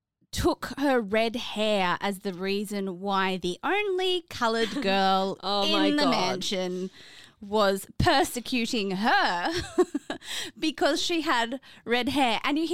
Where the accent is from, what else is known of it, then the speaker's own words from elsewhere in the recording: Australia; we're Australian, bro.